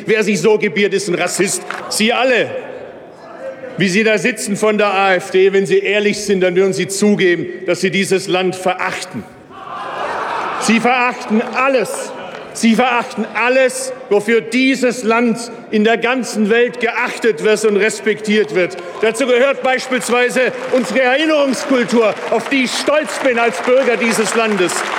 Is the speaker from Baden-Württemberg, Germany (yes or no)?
yes; Bad Urach, Baden-Württemberg, Germany; moved away; Bad Urach. Da ist meine schwäbische Heimat